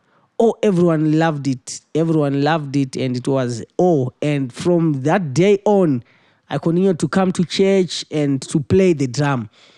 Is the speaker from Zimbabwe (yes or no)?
yes; Harare, Zimbabwe; I was born and bred in Zimbabwe, Harare.